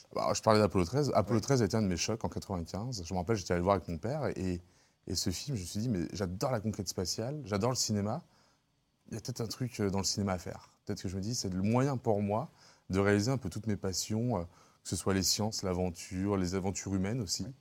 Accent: Lyon, Auvergne-Rhône-Alpes, France; j'ai grandi à la Croix-Rousse

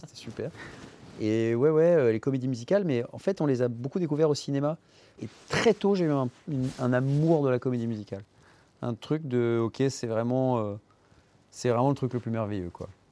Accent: Paris, Île-de-France, France; also born or lived in Les Lilas; je suis né au Lila

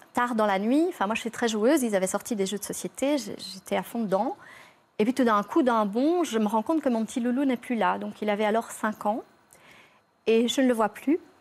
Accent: Belgium; je suis belge, hein, je viens de Belgique

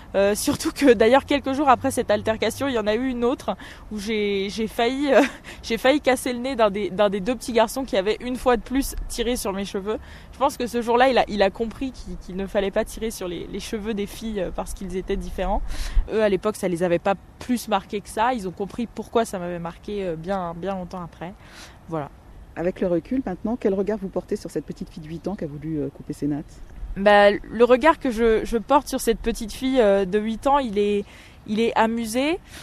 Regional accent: Orléans, Centre-Val de Loire, France; also born or lived in Guadeloupe; À cette époque, euh, j'étais écolière à Orléans. je suis née en Guadeloupe. je suis arrivée en métropole quand j'avais 7 ans.

